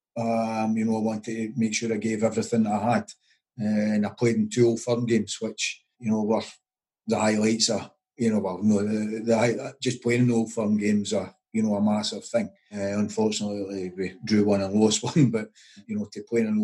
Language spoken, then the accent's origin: English; Paisley, Scotland, United Kingdom; I grew up in Paisley, played for some local boys' clubs